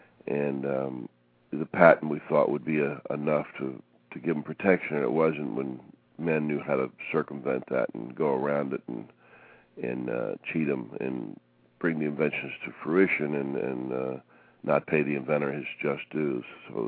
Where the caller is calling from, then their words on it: Fort Lauderdale, Florida, United States; Fort Lauderdale, Florida.